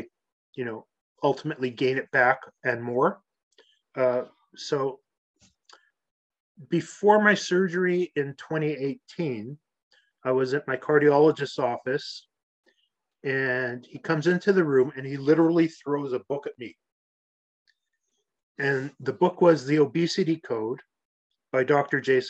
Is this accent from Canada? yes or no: yes; Canada; I grew up playing hockey in Canada outside